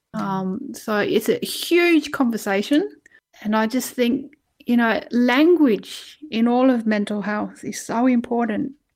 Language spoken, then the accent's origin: English; Doveton, Victoria, Australia; also born or lived in Wales, United Kingdom; I actually grew up in a place called Doveton, which is in Victoria